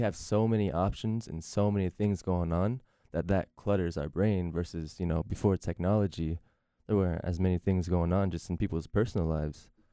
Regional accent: Norfolk, Virginia, United States; moved away as an adult; now in Raleigh, United States; moving back to my hometown of Norfolk, Virginia

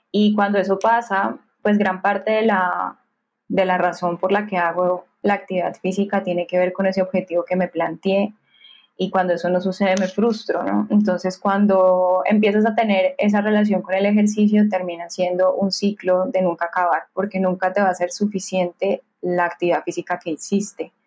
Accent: Cali, Valle del Cauca, Colombia; soy caleñísima, así me, así me mm. nombro. sí, eh, Soy más caleña que el pan de bono

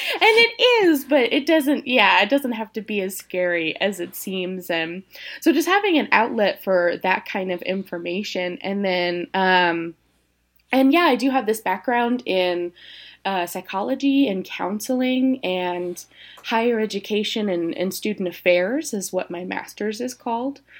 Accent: Tennessee, United States; moved away as an adult; also born or lived in Indiana; now in Colorado, United States; I'm originally from Tennessee. Spent about seven years in Indiana getting my education in psychology and, uh, education. And then came to Colorado about a couple of years ago

